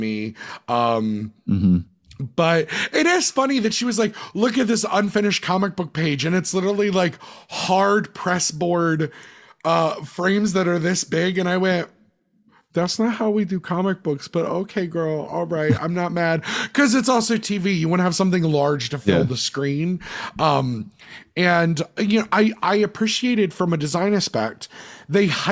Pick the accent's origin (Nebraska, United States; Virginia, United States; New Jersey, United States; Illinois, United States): New Jersey, United States; we're from Central Jersey